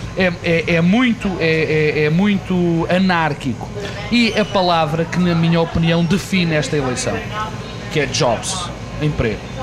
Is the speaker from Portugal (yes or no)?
yes; Portugal